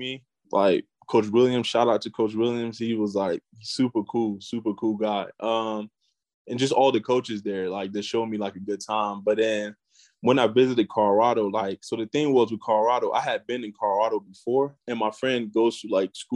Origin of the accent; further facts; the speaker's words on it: Cameroon; moved away; growing up, you know, being from Cameroon, like this, the first thing everybody plays is soccer. So I kind of just played soccer growing up